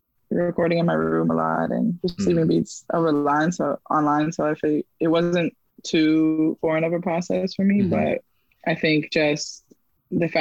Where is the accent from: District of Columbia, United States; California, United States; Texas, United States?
California, United States; Oakland; now in Brooklyn, United States; I grew up in the Bay, between Oakland and New City, which is a suburb outside of Oakland